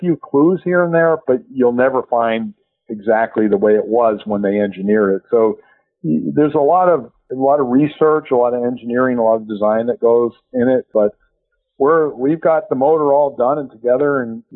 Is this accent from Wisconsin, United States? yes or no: no; Massachusetts, United States; I'm from Massachusetts